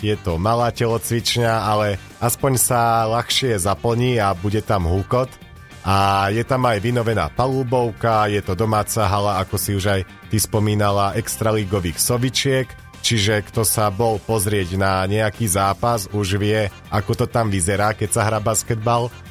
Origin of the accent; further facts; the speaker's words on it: Banská Bystrica, Banská Bystrica Region, Slovakia; to bude doma v Banskej Bystrici